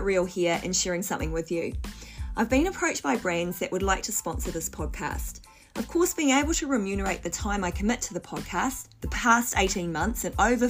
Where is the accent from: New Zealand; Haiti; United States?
New Zealand; I grew up in New Zealand, dairy products, you know, were absolutely normal in our diet